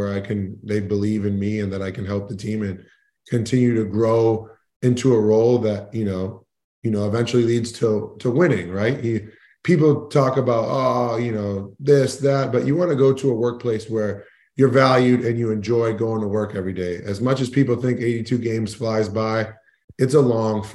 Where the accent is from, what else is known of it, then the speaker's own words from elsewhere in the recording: Boston, Massachusetts, United States; I grew up in Boston